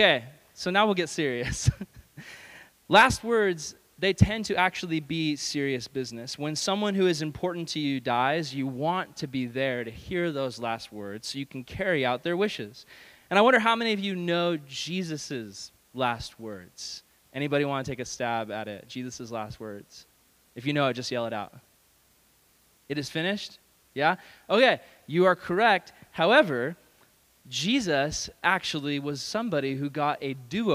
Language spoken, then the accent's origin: English; California, United States; I'm a Californian